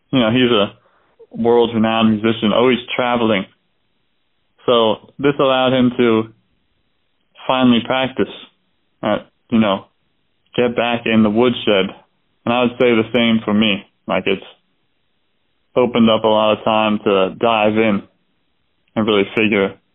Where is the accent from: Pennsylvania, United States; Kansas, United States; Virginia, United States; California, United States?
Pennsylvania, United States; Doylestown; I was born in Doylestown, Pennsylvania, a very, you know, kind of small place.